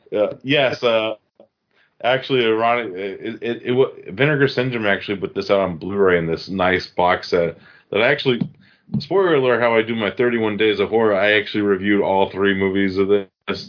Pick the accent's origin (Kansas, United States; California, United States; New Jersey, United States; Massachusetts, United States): Massachusetts, United States; my home state of Massachusetts